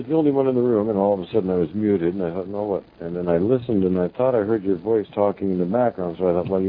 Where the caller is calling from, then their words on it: British Columbia, Canada; Okay. I'm in Canada, on the west coast of British Columbia.